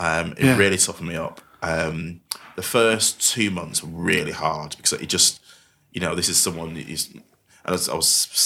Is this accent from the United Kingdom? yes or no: yes; Manchester, North West England, United Kingdom; accent: Mancunian; I don't try to hide my Mancunian accent anymore. It just diluted.